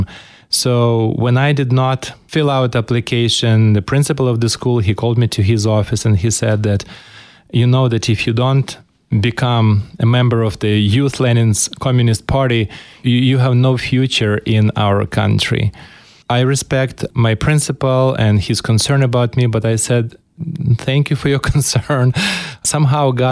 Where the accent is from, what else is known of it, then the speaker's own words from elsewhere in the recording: Ukraine; moved away as an adult; now in Spokane, United States; I was born in Ukraine and grew up in Ukraine while the Ukraine was part of the former Soviet Union.